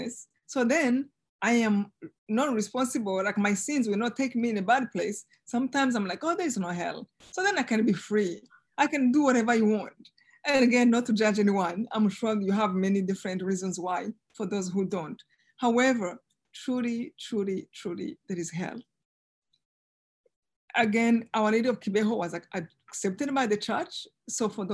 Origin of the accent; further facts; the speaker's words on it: Rwanda; moved away as an adult; now in United States; I live two lives, one before in Rwanda, of course, one in genocide, and one now, and as American now